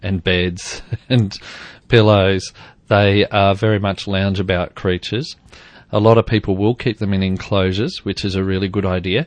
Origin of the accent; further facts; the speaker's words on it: Queensland, Australia; moved away; I grew up in Queensland